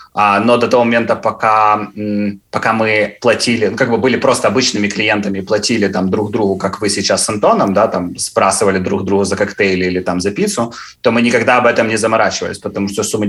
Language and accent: Russian; Cherkasy, Cherkasy Oblast, Ukraine; moved away as an adult; now in London, United Kingdom; я сам из Черкас